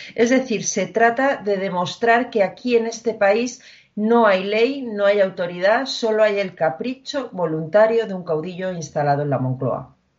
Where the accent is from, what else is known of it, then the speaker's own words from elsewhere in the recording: Community of Madrid, Spain; los madrileños, permítaseme la comparación y entiéndase bien, fuéramos los judíos de España